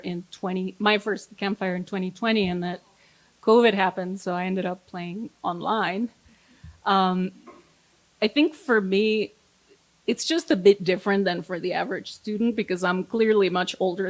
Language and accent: English; Guatemala; moved away as an adult; now in United States; So I'm from Guatemala